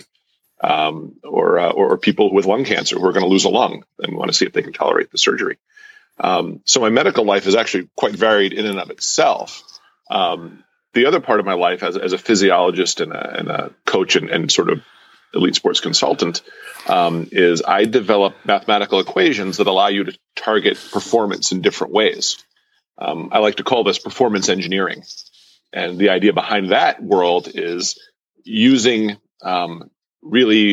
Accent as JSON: {"language": "English", "area": "an hour and a half north of Manhattan", "region": "small town in New York", "country": "United States", "tie": "born or raised there", "said": "I grew up in a small town in New York of about 8,000 people, about, I don't know, you know, an hour and a half north of Manhattan"}